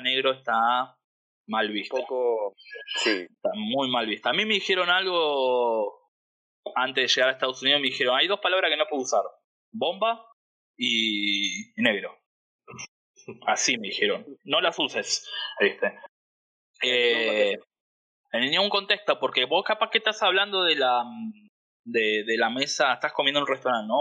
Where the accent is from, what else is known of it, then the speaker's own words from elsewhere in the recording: Argentina; moved away as an adult; now in Hollywood, Florida, United States; soy argentino, tengo 35 años